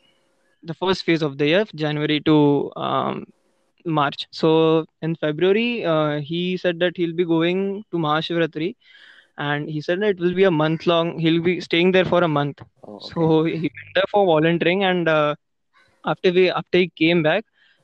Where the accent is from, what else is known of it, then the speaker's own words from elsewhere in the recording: Pune, Maharashtra, India; I'm from Pune.